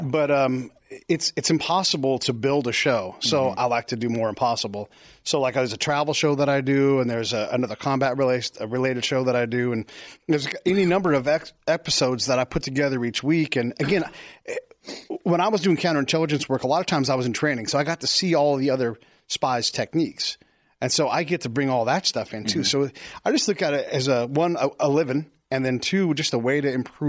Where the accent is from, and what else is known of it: California, United States; also born or lived in Florida / Illinois